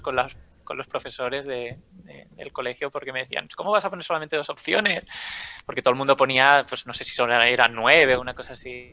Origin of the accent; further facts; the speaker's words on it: L'Hospitalet de Llobregat, Catalonia, Spain; now in Barcelona, Spain; soy de Barcelona. Eh, bueno, de, Hospitalet, pero ahora mismo vivo en Barcelona